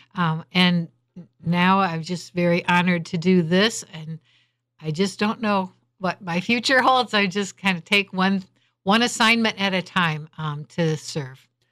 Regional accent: Holland, Michigan, United States

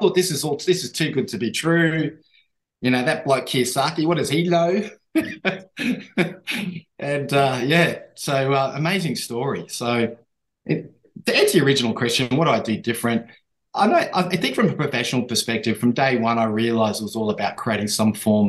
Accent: Papua New Guinea; born there; but I was born in New Guinea and I was born under the United Nations flag.

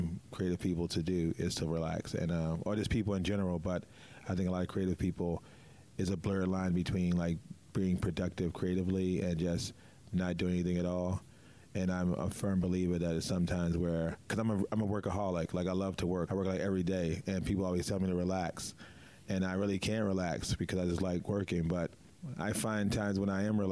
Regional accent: Baltimore, Maryland, United States; moved away; also born or lived in New York; I'm from Baltimore

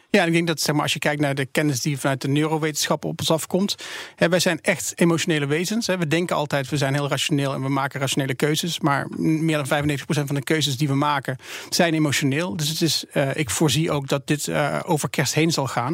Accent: Netherlands; als Nederlanders

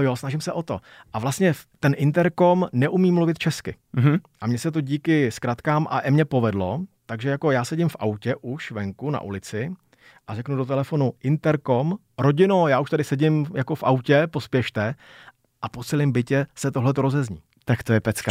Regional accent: Czechia; first language Czech; u nás v Čechách

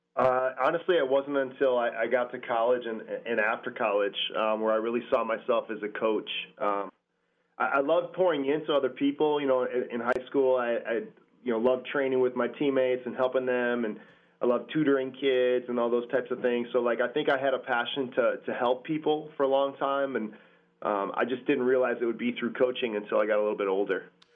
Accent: Cedarburg, Wisconsin, United States; also born or lived in Milwaukee, Wisconsin; I'm born in Milwaukee, um, and we moved up to Cedarburg when I when I was a, a, little kid, um, about seven years old

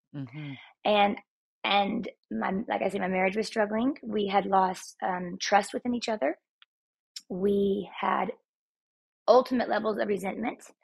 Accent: Texas, United States; now in Utah, United States; I'm Texan, and uh, I, my roots are still down there.

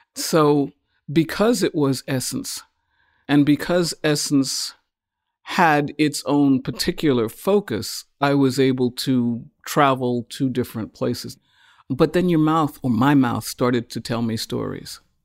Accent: United States; as African Americans, because we are from the United States.

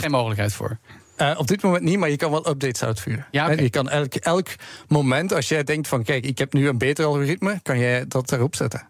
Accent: Belgium; we hebben ook offices in België, waar ik vandaan kom

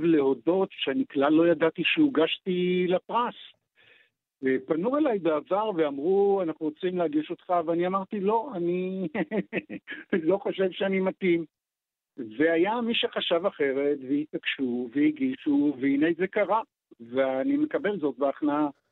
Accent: Tel Aviv, Tel Aviv District, Israel; born or raised there; also born or lived in Ness Ziona

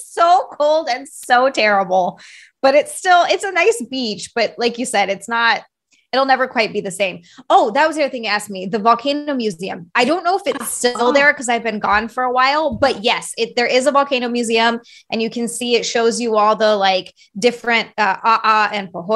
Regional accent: Hilo, Hawaii, United States; moved away; growing up in Hawaii

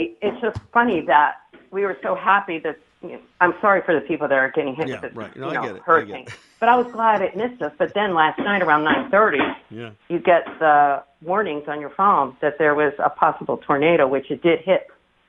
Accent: Connecticut, United States; now in Florida, United States; I was down here from Connecticut 2 years

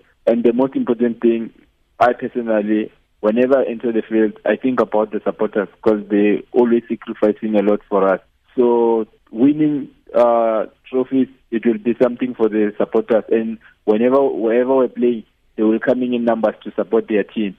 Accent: Limpopo, South Africa; now in Bloemfontein, South Africa; most of the guys here, we are from Limpopo, so we do have that bond of like being homeboys

